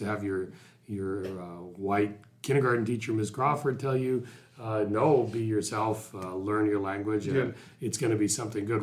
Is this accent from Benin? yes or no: no; Vancouver, British Columbia, Canada; also born or lived in Burnaby; was born and raised in this country, mostly in Vancouver and, in this region